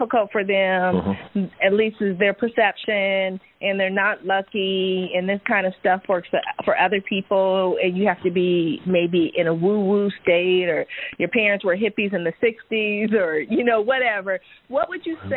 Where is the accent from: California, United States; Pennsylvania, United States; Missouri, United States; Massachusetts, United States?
California, United States; Silicon Valley; I'm a Silicon Valley product, was born in Stanford Hospital, grew up in the Silicon Valley